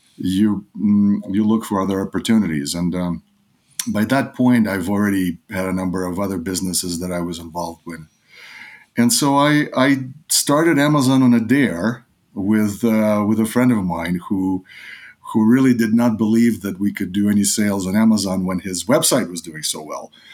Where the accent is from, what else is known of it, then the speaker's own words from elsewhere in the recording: New York, United States; also born or lived in Odessa, Ukraine; I grew up in New York in, uh, nineteen eighties.